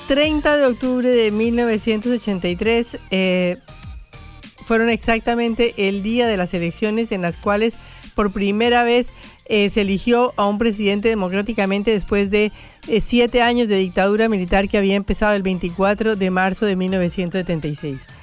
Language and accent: Spanish; Colombia; moved away as an adult; also born or lived in Argentina; Yo como colombiana vine a la Argentina por primera vez en el año 80